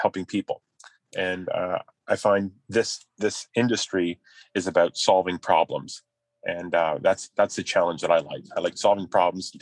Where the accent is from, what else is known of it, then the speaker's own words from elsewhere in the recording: Carleton Place, Ontario, Canada; Carleton Place. It's my hometown.